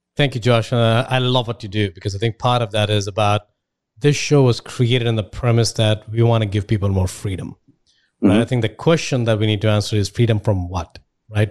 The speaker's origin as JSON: {"language": "English", "country": "India", "moved": "as an adult", "said": "I'm from India. I left India about 10, 15 years ago."}